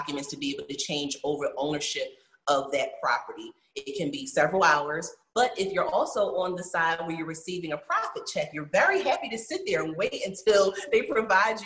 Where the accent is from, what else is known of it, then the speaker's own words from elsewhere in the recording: Philadelphia, Pennsylvania, United States; growing up, you know, in Philly, having a split life between like growing up in North Philly and part of my life growing up in Mount Airy